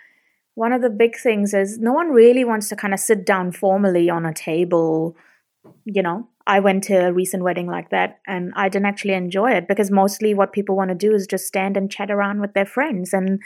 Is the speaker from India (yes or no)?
yes; India; at my wedding, I had 800 people because I'm Indian.